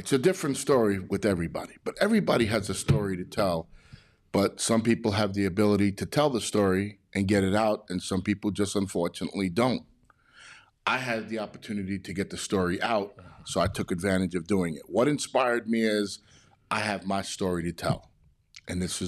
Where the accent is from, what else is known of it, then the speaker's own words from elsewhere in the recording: New York City, New York, United States; moved away as an adult; now in California, United States; as a kid in Brooklyn, New York, when I was coming up and started my journey from Brooklyn, I left New York to come to California